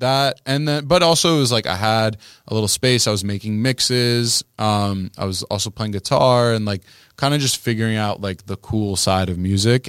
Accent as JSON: {"language": "English", "town": "Miami", "region": "Florida", "country": "United States", "tie": "born or raised there", "also_born_or_lived": "New York", "moved": "as an adult", "said": "I grew up in Miami"}